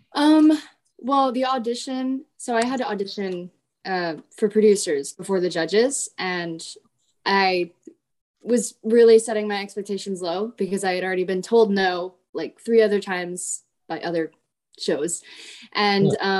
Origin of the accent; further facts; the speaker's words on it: Florida, United States; perform for my hometown